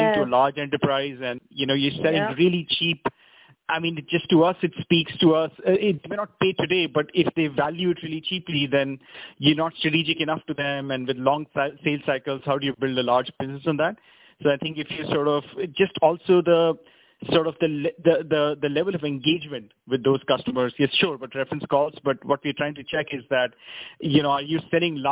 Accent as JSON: {"language": "English", "country": "India", "said": "us as Indian entrepreneurs"}